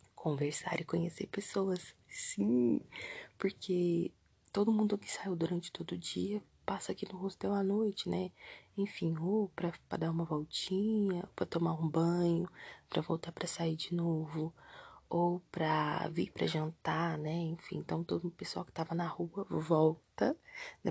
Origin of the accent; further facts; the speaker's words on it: Brazil; se eu era do Brasil mesmo. Eu falei que sim